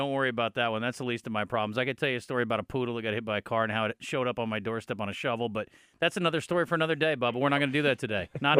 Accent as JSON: {"language": "English", "region": "Iowa", "country": "United States", "tie": "born or raised there", "moved": "yes", "said": "even though I was from Iowa."}